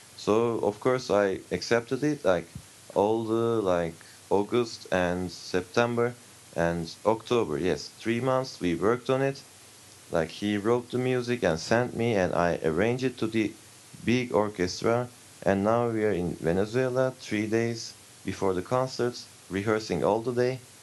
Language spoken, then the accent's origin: English; Turkey; I come from Turkey